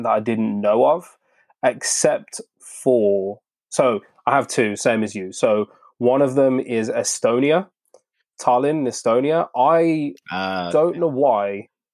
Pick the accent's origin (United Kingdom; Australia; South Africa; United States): United Kingdom; I'm British